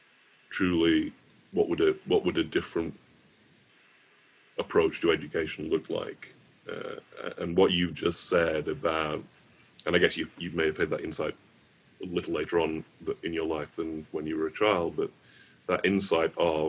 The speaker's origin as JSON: {"language": "English", "town": "Morley", "region": "Yorkshire and the Humber", "country": "United Kingdom", "tie": "born or raised there", "moved": "yes", "said": "the house I grew up back in Morley"}